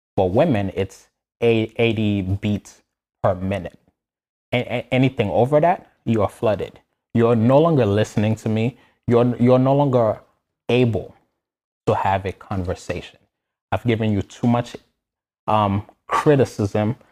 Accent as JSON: {"language": "English", "country": "Haiti", "tie": "born or raised there", "moved": "yes", "said": "I, I was born and raised in Haiti"}